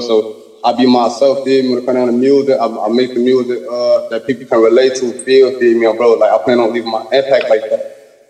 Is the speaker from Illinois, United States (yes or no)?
yes; Chicago, Illinois, United States; I love my city, baby